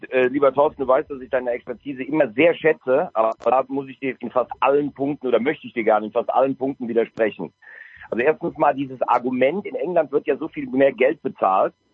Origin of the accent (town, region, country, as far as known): Styria, Austria